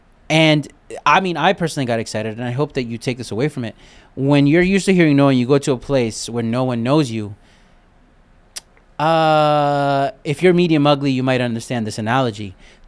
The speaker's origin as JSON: {"language": "English", "town": "Brooklyn", "region": "New York", "country": "United States", "tie": "born or raised there", "said": "I got that from growing up in Brooklyn and the Army."}